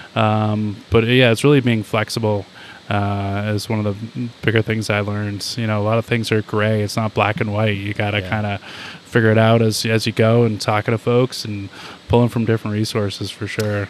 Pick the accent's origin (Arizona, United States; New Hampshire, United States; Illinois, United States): New Hampshire, United States; now in Cazenovia, United States; I grew up in New Hampshire